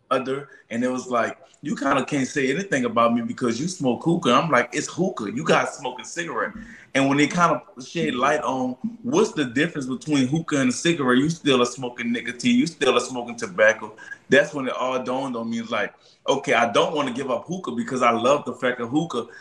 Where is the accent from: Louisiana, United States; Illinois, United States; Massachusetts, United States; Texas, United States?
Louisiana, United States; New Orleans; I'm from New Orleans